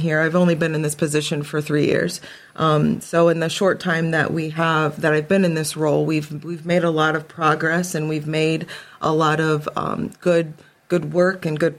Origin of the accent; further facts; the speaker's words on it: Paulding County, Ohio, United States; I am born and raised in Paulding County